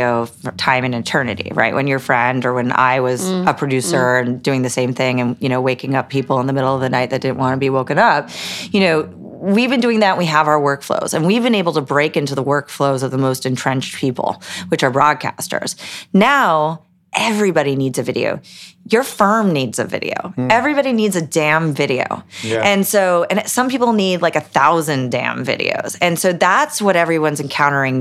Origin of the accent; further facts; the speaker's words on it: Los Altos, California, United States; moved away as an adult; now in New York, United States; I grew up in a town called Los Altos, which is right by the famed Palo Alto and Stanford and whatnot.